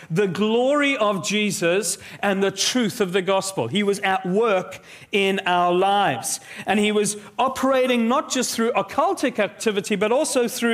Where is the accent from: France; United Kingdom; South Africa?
South Africa; I grew up in South Africa